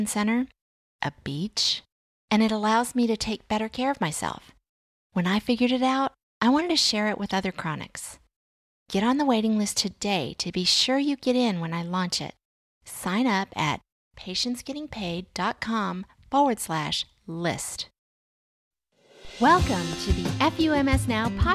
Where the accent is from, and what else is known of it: Virginia, United States